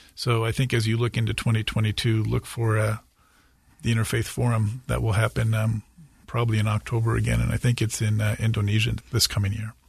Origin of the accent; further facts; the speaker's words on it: California, United States; I'm from California and certainly spent most of my life on the West Coast